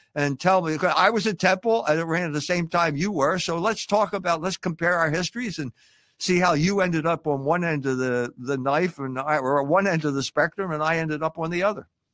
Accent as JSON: {"language": "English", "town": "Philadelphia", "region": "Pennsylvania", "country": "United States", "tie": "born or raised there", "said": "I got ethnically cleansed from the Irish neighborhood that I was born into in Philadelphia"}